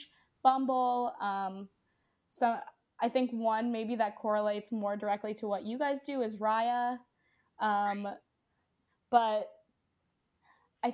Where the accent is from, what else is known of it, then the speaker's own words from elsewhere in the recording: New York City, New York, United States; I grew up in New York City